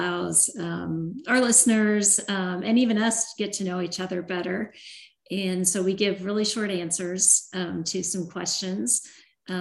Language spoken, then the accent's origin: English; Iowa, United States; I was born in Iowa